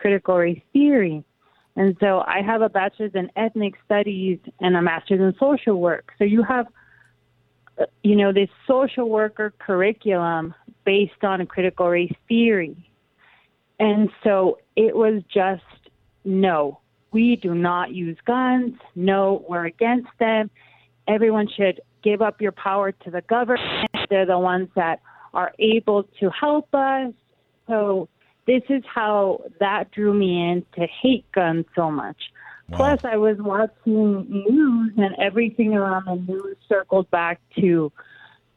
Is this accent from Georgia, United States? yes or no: no; Calexico, California, United States; I was born and raised in Calexico in the border town